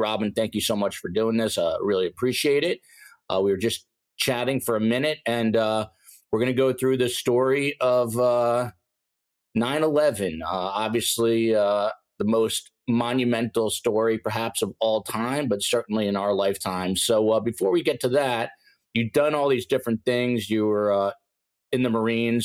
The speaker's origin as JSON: {"language": "English", "region": "New Jersey", "country": "United States", "also_born_or_lived": "Hoboken, New Jersey", "said": "I'm from New Jersey"}